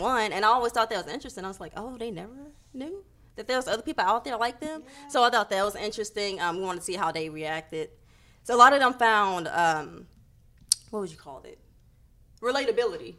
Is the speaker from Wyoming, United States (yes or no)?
no; Houston, Texas, United States; We're born and raised in Houston, in that area